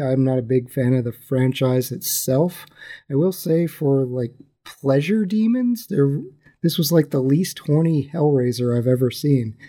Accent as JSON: {"language": "English", "region": "West Virginia", "country": "United States", "said": "I am from West Virginia"}